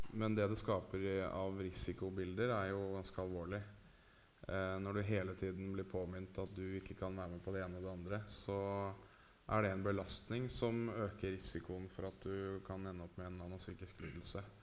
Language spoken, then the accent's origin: Norwegian; Oslo, Norway; Frogner, der jeg vokste opp